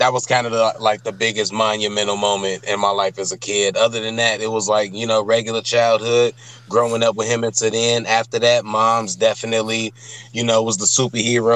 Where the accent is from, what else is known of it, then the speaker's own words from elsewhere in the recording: Chicago, Illinois, United States; moved away as an adult; now in Madison, United States; Born and raised in Chicago, Cook County Hospital.